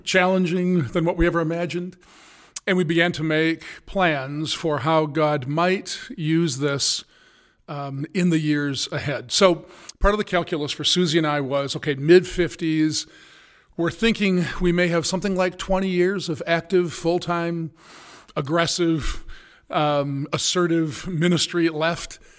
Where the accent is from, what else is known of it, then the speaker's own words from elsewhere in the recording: United States; also born or lived in Indiana; I'm an American